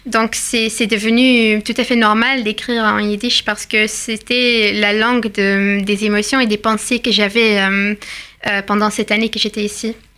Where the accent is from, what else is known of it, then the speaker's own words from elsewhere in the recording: Belgium; moved away; venant de, la Belgique, un côté de ma famille est venu du Maroc et l'autre côté est, belge depuis des années et des années